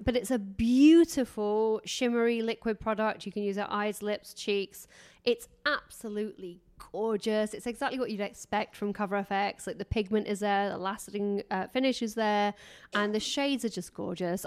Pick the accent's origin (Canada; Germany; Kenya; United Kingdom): United Kingdom; England; I'm English